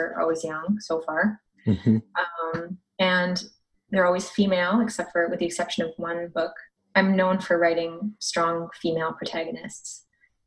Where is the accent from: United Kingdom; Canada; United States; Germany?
Canada; Canmore, Alberta; also born or lived in Saskatchewan; my dad is from Saskatchewan and my family lives there, but actually I'm more from the mountains. I lived in Canmore.